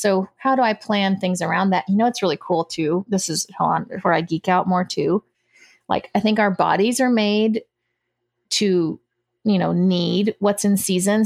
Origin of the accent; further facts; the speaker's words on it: United States; when they came to the States, I was born here.